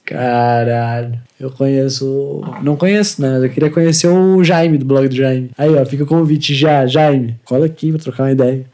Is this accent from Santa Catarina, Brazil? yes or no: yes; Santa Catarina, Brazil; also born or lived in Concórdia, Santa Catarina; Eu nasci aqui